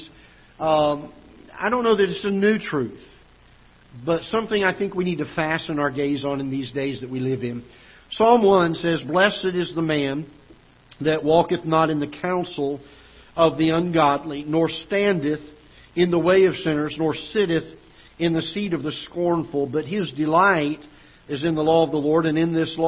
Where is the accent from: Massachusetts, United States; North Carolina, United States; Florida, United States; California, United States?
Florida, United States; now in Festus, United States; I grew up in Florida